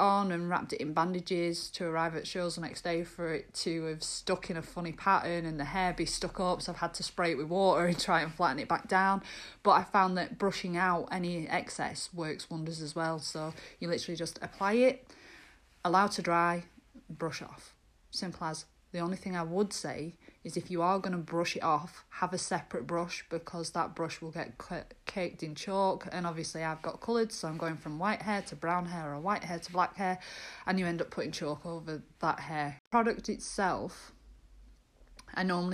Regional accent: Lancashire, North West England, United Kingdom; I'm from Lancashire.

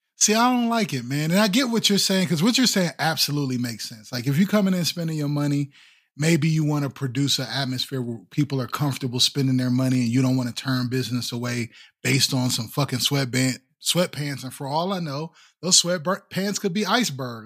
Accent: Midwest, United States; We're from the Midwest

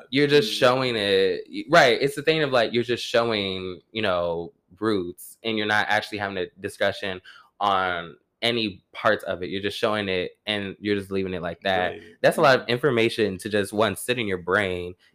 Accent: the South, United States; I'm from the South.

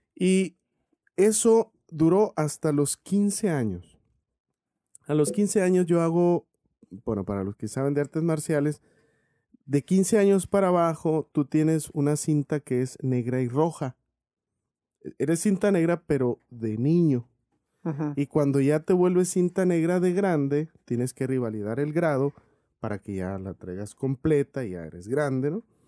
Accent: Cananea, Sonora, Mexico; moved away as an adult; Toda mi vida antes de salir de ahí de Cananea a los 23 años, pues estuve ahí

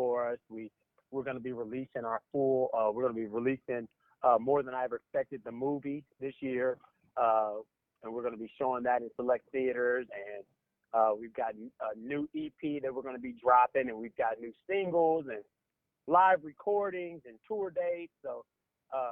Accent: Indianapolis, Indiana, United States; We're from Indianapolis

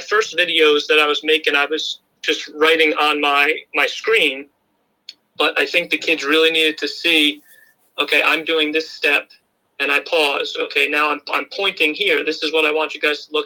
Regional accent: Washingtonville, New York, United States; also born or lived in Albany, New York / Port Jervis, New York; I grew up in Washingtonville, New York.

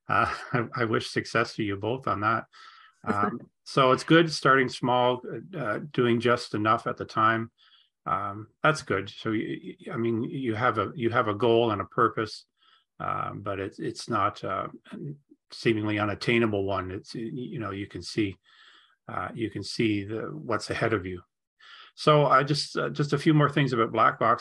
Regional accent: Ontario, Canada; moved away as an adult; now in Halifax, Canada; I'm from Ontario, so I knew we were taught very little about history, anything east of Quebec

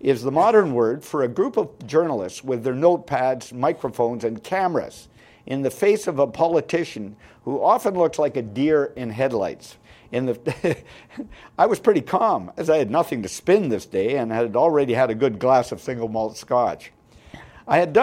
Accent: Scotland, United Kingdom; now in Canada; I'm a Scotsman

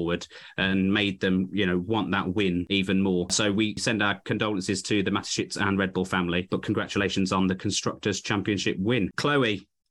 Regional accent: United Kingdom; as a British fan

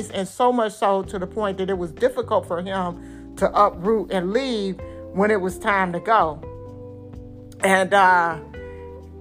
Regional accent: Detroit, Michigan, United States; I'm from Detroit

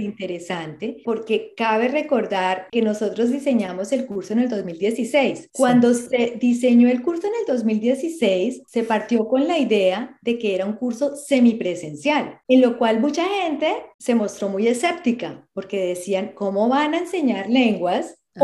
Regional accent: Colombia; now in Australia; yo soy de Colombia

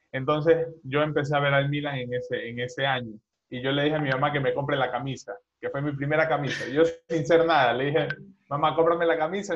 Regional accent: Babahoyo, Los Ríos, Ecuador; now in Guayaquil, Ecuador; yo soy de Ecuador, eh, tengo 20 años, soy dudo que conozcan la ciudad de Ecuador, pero bueno, igual lo digo, soy de Babahoyo

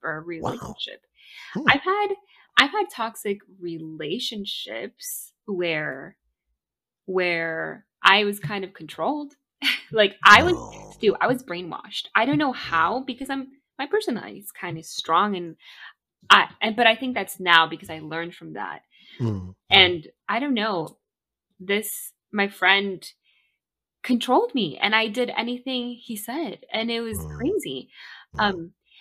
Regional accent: Miami, Florida, United States; also born or lived in Bolivia; now in Maryland, United States; I'm from Miami

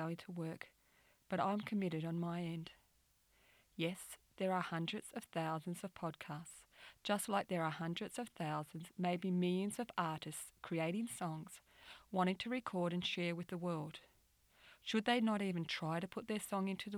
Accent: New South Wales, Australia; I'm from New South Wales, Australia

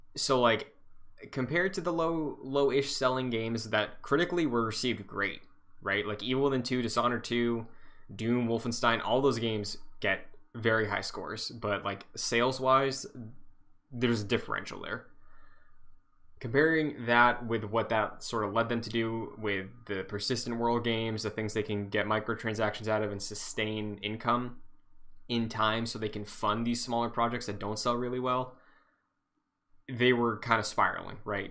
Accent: Massachusetts, United States; I'm from Massachusetts.

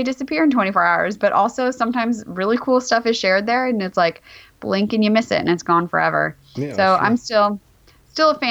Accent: Glendale, California, United States; also born or lived in Davis, California; I was born and raised in Glendale, California

